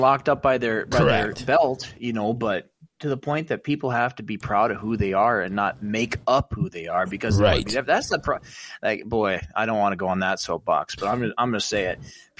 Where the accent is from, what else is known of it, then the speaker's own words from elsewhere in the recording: Montana, United States; growing up in Montana